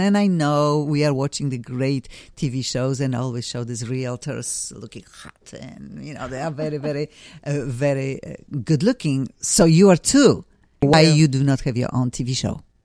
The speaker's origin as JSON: {"language": "English", "country": "Poland", "second_language": "English", "moved": "as an adult", "lives_now": "Los Angeles, United States", "said": "I am from Poland."}